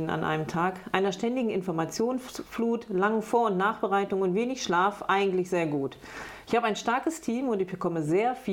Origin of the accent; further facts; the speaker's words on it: Bad Lippspringe, North Rhine-Westphalia, Germany; Ich komme aus Bad Lippspringe. Bad Lippspringe ist ein schöner Ort mit ganz viel schützenswerter Natur drumherum.